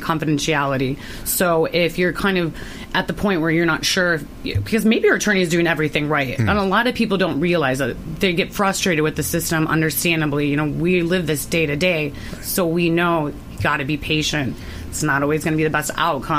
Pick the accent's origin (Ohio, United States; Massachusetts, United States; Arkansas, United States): Ohio, United States; now in Florida, United States; I'm from Ohio